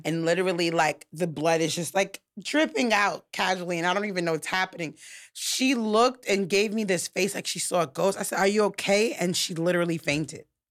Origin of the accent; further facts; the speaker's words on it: New York, United States; I'm from New York